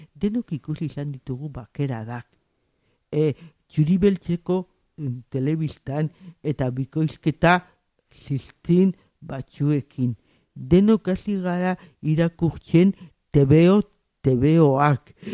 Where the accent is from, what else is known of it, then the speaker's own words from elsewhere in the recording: San Sebastián, Basque Country, Spain; el txofe plaza ondoan jaio, jaio nintzen